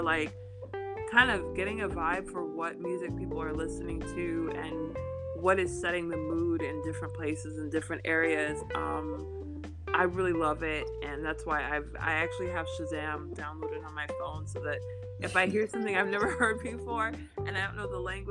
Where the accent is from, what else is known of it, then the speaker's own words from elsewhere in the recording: United States; I'm from the United States. I'm from the US